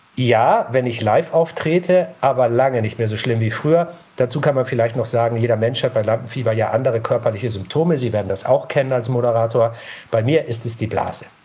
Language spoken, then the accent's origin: German; Northern Germany, Germany; ich bin in Norddeutschland aufgewachsen